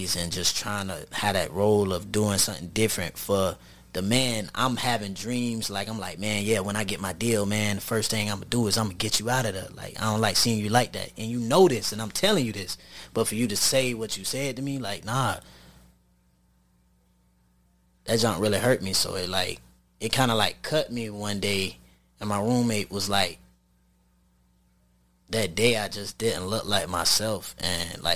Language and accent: English; Jacksonville, Florida, United States; Jacksonville is my roots. Like, like, this is my city